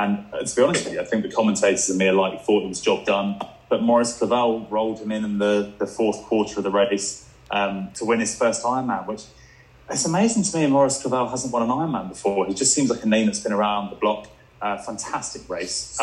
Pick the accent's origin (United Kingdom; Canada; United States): United Kingdom; England; I'm English.